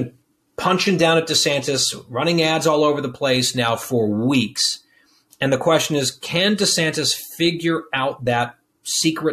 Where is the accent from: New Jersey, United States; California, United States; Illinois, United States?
New Jersey, United States; I'm from Jersey